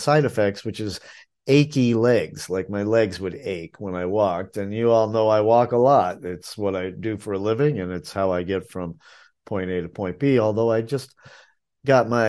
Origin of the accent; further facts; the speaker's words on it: New England, United States; now in Asheville, United States; I'm from New England